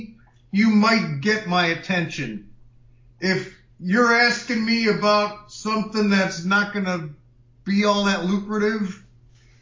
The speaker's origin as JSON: {"language": "English", "town": "Chicago", "region": "Illinois", "country": "United States", "tie": "born or raised there", "said": "When I grew up in Chicago"}